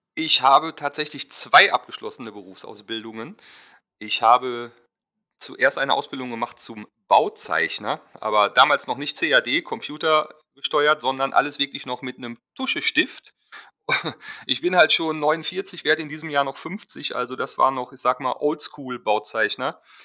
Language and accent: German; Germany; ich fotografiere als Deutscher Hochzeiten auf den Seychellen